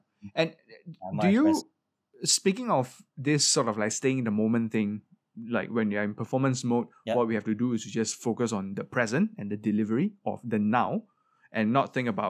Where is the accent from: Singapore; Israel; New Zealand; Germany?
Singapore; Singaporean in SSO, of course we're all very proud of you and I think you are a great representative for us as Singaporean musicians to be in orchestra.